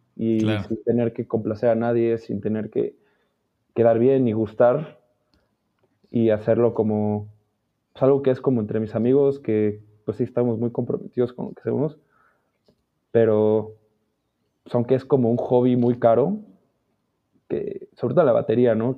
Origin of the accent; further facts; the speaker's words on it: Mexico City, Mexico; Nací en el DF.